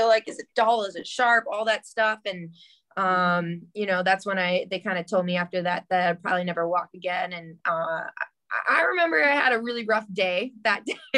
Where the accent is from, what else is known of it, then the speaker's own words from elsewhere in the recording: Port Washington, Wisconsin, United States; also born or lived in Flagstaff, Arizona; now in Phoenix, United States; I grew up in Port Washington, and when I was 7 years old